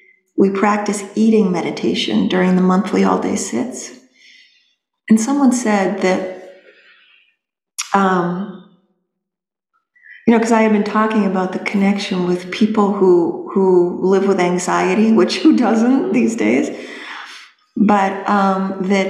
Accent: New Hampshire, United States; I was being from New Hampshire

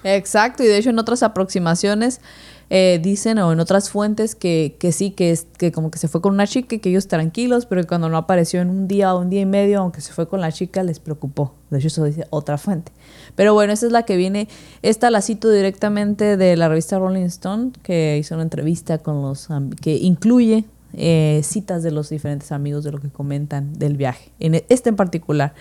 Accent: Mexico; somos mexicanos

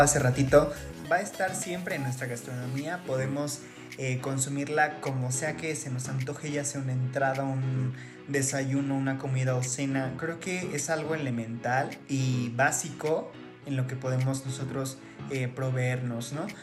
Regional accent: Mexico; nos compete como mexicanos

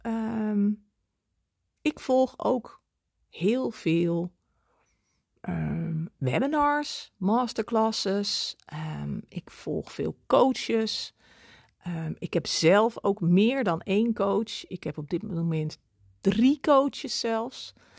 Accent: Netherlands; ik ben ook Hollander

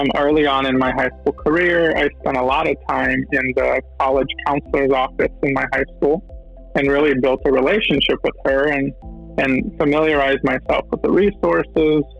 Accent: Tampa, Florida, United States; moved away as an adult; also born or lived in Brazil / Washington, D.C. / Idaho; now in New York, United States; I was born in Brazil and kind of grew up there until I was 9 years old. And then my family moved to Tampa, Florida, and that's kind of where I grew up from that point on.

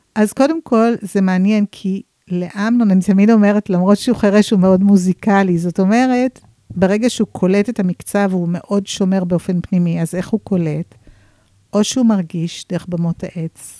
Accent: San Francisco, California, United States; now in Israel; אני אמריקאית במקור. אה, גדלתי בסן פרנסיסקו ועליתי לארץ כמה פעמים, הלוך חזור, הלוך חזור.

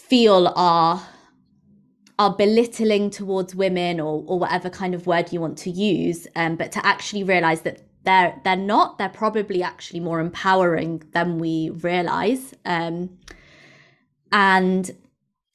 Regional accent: England, United Kingdom; having obviously grown up in England, but as an Indian person, and my mum's from India

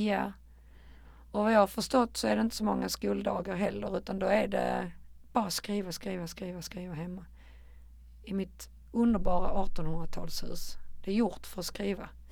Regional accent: Malmö, Skåne, Sweden; Jag är ett betongbarn från Rosengård

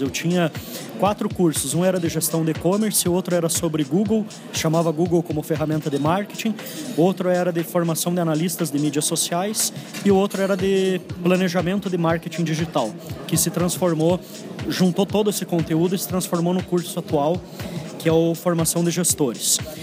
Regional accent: Curitiba, Paraná, Brazil; sou curitibano. É, já morei em alguns outros lugares aí, mas basicamente minha vida toda está aqui em Curitiba

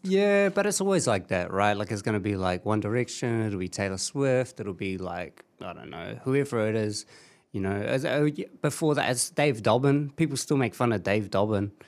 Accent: the Hutt, Wellington, New Zealand; yeah, that's my hometown.

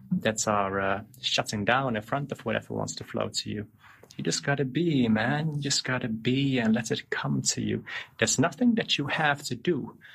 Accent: Darfur, Sudan; also born or lived in Netherlands; I was born in Holland. Then um, nine days old, we moved to Sudan, to Darfur. Stayed in the middle of the deserts in Darfur

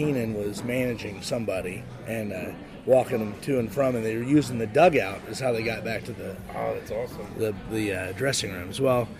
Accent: Indianapolis, Indiana, United States; moved away as an adult; now in Los Angeles, United States; where I grew up in Indianapolis

